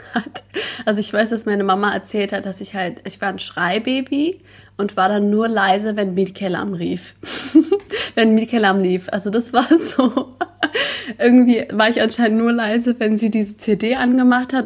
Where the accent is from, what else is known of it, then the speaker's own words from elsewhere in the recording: Berlin, Germany; Berlin, glaube ich, weil ich bin hier geboren worden. Ähm, ja, ich bin hier aufgewachsen